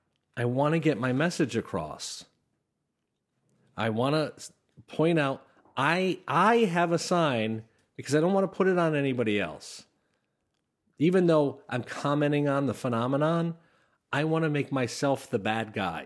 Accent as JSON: {"language": "English", "town": "Schenectady", "region": "New York", "country": "United States", "tie": "born or raised there", "said": "I grew up in Schenectady, and it's kind of a blue-collar town, but there's a lot of old-school Democrats and a lot of newer Republicans"}